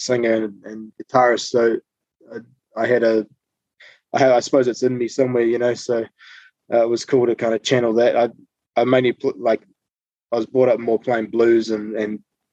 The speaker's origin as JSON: {"language": "English", "town": "Papamoa", "region": "Bay of Plenty", "country": "New Zealand", "said": "where myself and Ada are from, which is a place called Papamoa."}